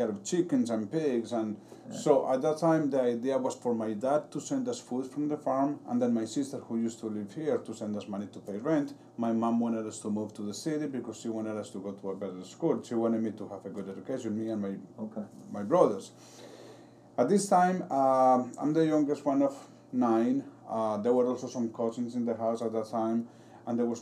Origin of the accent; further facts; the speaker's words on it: Colombia; now in Paterson, United States; I am from Colombia.